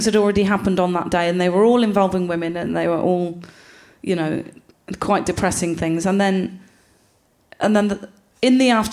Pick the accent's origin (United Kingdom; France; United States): United Kingdom; Gloucester, South West England; I'm from Gloucester.